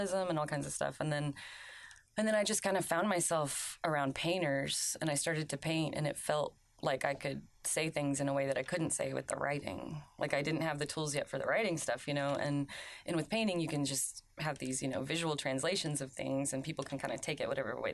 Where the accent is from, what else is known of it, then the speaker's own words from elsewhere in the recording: Oklahoma, United States; moved away as an adult; now in South Carolina, United States; I went to college in Oklahoma. I'm from Oklahoma